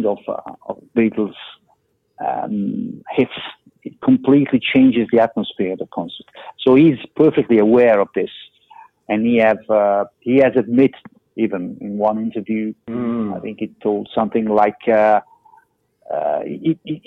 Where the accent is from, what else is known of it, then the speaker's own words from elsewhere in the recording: Milan, Lombardy, Italy; Milan, my hometown